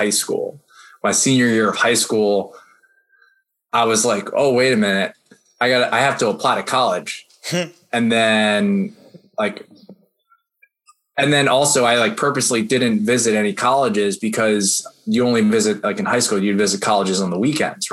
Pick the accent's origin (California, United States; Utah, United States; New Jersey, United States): New Jersey, United States; New Jersey suburbs, United States; I grew up in the Jersey suburbs